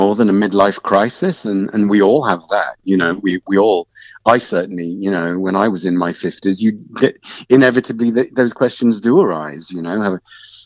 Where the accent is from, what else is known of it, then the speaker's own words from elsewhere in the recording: Wolverhampton, West Midlands, United Kingdom; I'm from Wolverhampton